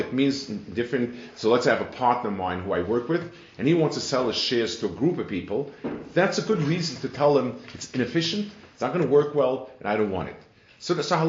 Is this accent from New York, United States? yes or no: yes; New York, United States; moved away as an adult; also born or lived in Jerusalem, Israel; now in Silver Spring, United States; I grew up in New York in the Lower East Side